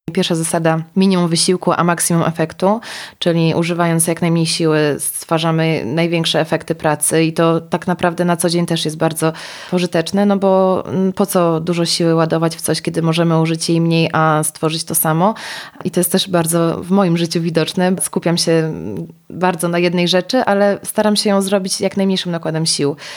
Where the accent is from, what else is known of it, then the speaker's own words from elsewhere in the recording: Białystok, Podlaskie Voivodeship, Poland; Ja pochodzę z Białegostoku, gdzie, gdzie takiego dużego wyboru nie było